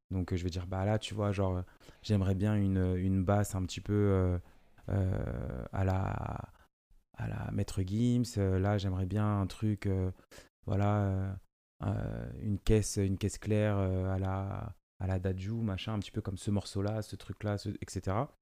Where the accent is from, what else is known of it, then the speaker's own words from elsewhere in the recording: France; first language Lingala; j'ai grandi ici, c'est ma France, et je suis français